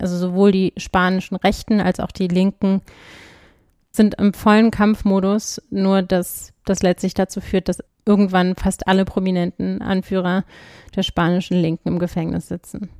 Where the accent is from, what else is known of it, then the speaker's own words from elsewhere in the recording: Berlin, Germany; Ich bin ja in Berlin aufgewachsen